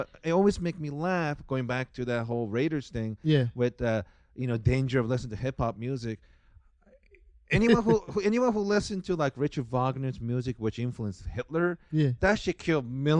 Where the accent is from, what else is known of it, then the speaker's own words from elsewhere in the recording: Japan; English is a second language; also born or lived in Carson, California / Long Beach, California; now in United States; growing up in Japan